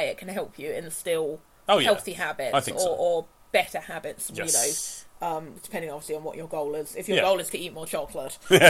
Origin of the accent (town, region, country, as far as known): United Kingdom